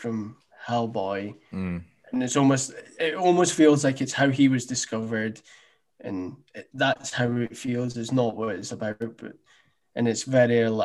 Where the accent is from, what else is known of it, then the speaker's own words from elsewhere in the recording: Scotland, United Kingdom; we're from Scotland as well